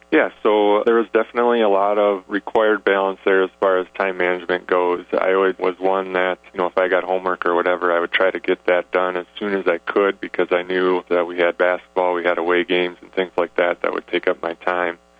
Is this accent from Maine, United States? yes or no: no; Sioux Center, Iowa, United States; now in Sioux Falls, United States; I grew up in uh, Sioux Center